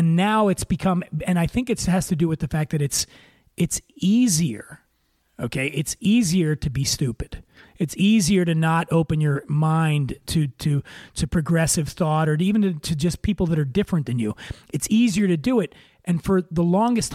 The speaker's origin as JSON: {"language": "English", "town": "Philadelphia", "region": "Pennsylvania", "country": "United States", "said": "Being from the North, you know, I'm from Philly"}